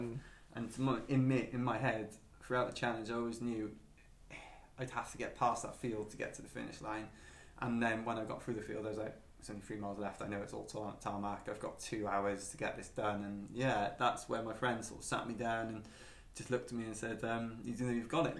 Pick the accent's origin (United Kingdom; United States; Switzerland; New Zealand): United Kingdom; Penarth, Wales; walking through Penarth, because it's my hometown, I just had these memories of like all the silly stuff I got up to as a kid